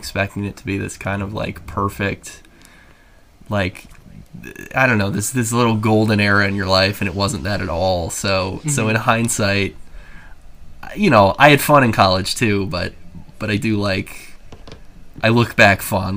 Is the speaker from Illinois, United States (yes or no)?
yes; Rock Island, Illinois, United States; from Rock Island. The Quad Cities, about 3 hours west of Chicago. And yeah, I was born and raised here